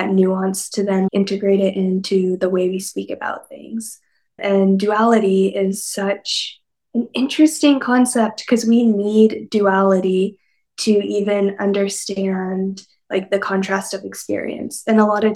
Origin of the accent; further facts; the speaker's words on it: Mojave Desert, Northwestern Arizona, United States; also born or lived in Southern California; It's right on the border of California and Nevada and Arizona. So I grew up in the Mojave Desert